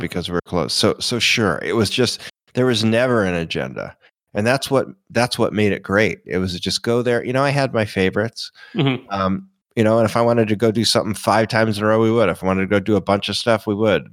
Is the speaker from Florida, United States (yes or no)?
yes; Florida, United States; I was a local. So I mean, I was Florida.